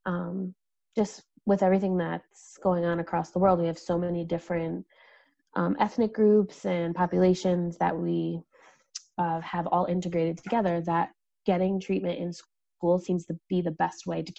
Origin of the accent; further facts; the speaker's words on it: United States; I'm from the States